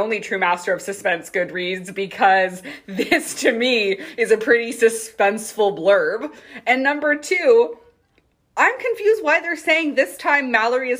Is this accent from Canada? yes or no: yes; Canada; we are Canadian